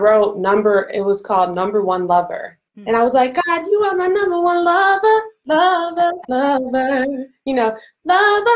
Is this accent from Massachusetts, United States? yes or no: no; Chicago, Illinois, United States; I'm from Chicago, Illinois